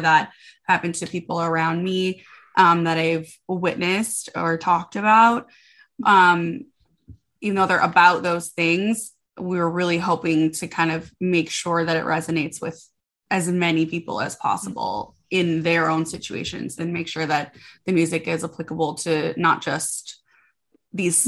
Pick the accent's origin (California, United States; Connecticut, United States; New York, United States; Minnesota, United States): Minnesota, United States; moved away as an adult; now in Nashville, United States; I am from Minnesota originally